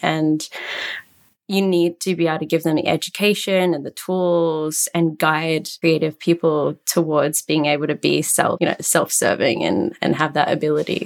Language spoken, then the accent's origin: English; Australia; moved away as an adult; now in Antwerp, Belgium; I'm Australian, but currently based in Antwerp, Belgium.